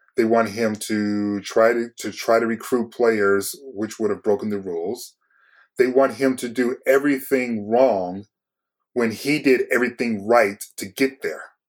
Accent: Detroit, Michigan, United States; I'm from Detroit

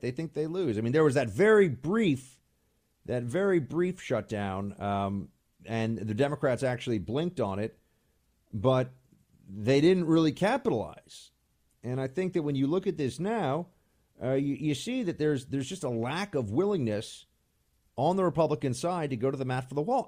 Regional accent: New York, United States; moved away as an adult; now in Washington, D.C., United States; I'm still a New Yorker

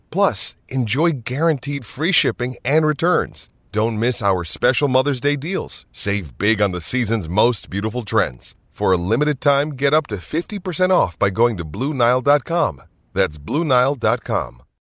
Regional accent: New York, United States; Jewish kid growing up in New York

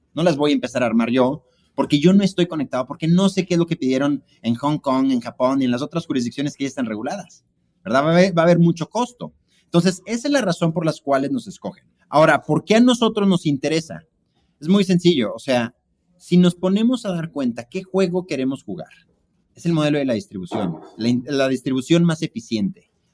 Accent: Mexico; somos mexicanos

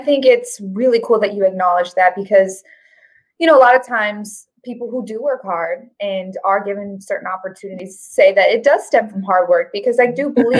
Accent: Colorado, United States; So I'm from Colorado.

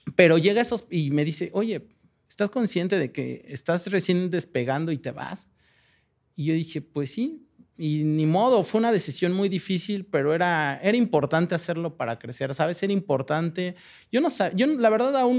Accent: Mexico; moved away as an adult; now in Berlin, Germany; de México

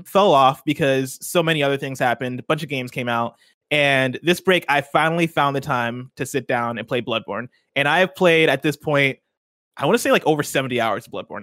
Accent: Nigeria; I'm Nigerian

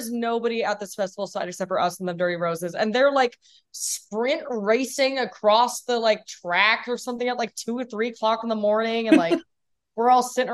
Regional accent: Washington, United States; I have some core memories just from growing up in Washington

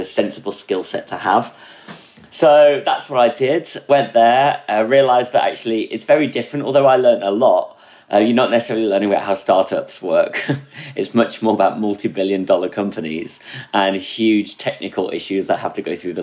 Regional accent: near Durham, North East England, United Kingdom; moved away as an adult; also born or lived in Midlands / Birmingham / Frankfurt; I was born in the Midlands. And then in 2002 onwards, I actually grew up in the northeast of England, near Durham

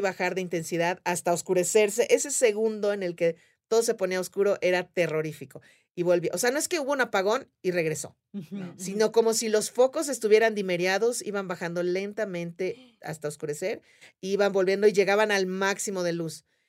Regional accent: Yucatán, Mexico; soy yucateca

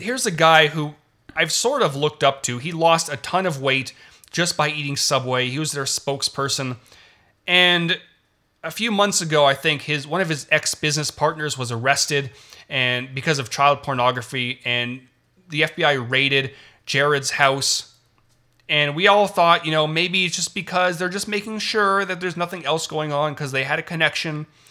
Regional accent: Toronto, Ontario, Canada; I'm Canadian. I was born in Toronto. I learned French throughout, um, throughout elementary school.

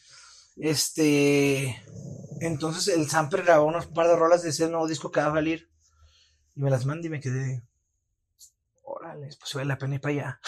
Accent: Chihuahua, Mexico; moved away as an adult; now in Mexico City, Mexico; siento que el clima de aquí me ha hecho muy, muy débil con el clima de mi ciudad natal

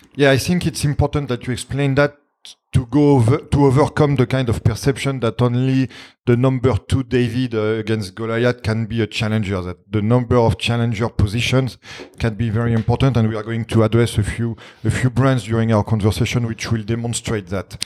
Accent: France; accent: French; English is a second language; my French accent

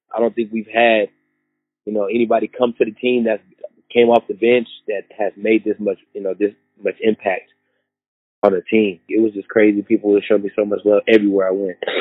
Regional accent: Seattle, Washington, United States; I grew up playing in Seattle, Washington

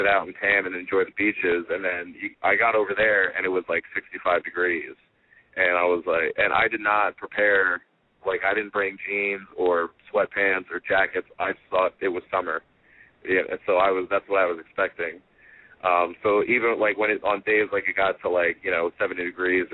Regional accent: United States; I'm American

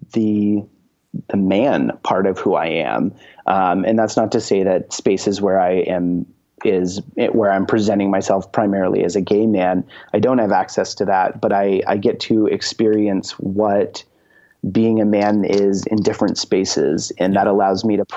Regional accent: Maine, United States; I'm from Maine

